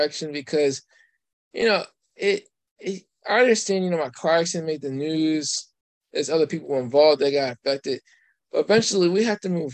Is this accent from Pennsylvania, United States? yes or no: yes; Coatesville, Pennsylvania, United States; now in Lancaster, United States; I'm originally from Coastal